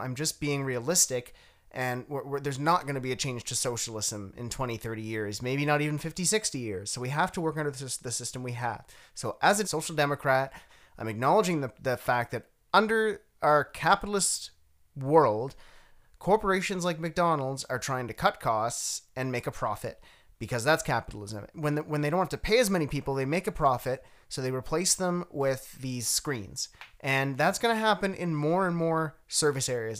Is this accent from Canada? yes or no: yes; Canada; I have a duty as a Canadian